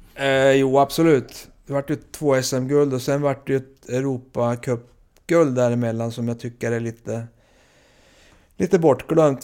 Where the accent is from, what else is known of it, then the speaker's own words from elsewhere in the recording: Timrå, Västernorrland County, Sweden; jag växte upp i Timrå